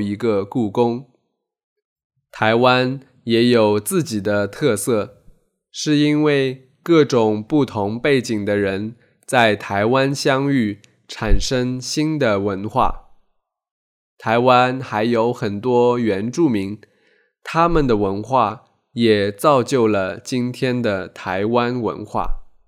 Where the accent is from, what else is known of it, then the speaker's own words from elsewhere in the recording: Taizhou, Zhejiang, China; 我家乡台州的大陈岛岛上的居民几乎全部跟随国民党去了台湾